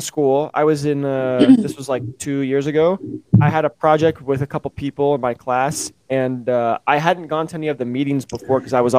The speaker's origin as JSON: {"language": "English", "region": "Mississippi", "country": "United States"}